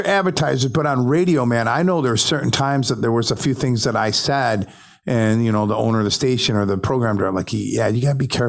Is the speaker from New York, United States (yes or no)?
yes; Syracuse, New York, United States; I'm like, no, I'm from Syracuse.